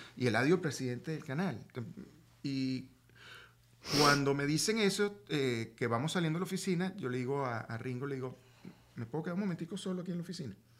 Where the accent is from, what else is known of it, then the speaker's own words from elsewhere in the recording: Venezuela; moved away as an adult; now in Miami, United States; vino mi familia de Venezuela